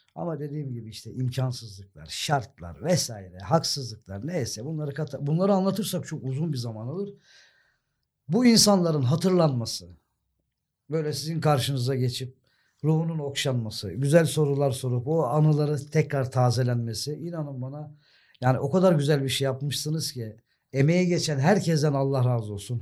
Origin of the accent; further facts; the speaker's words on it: Sakarya, Turkey; also born or lived in Germany; benim şehrim orası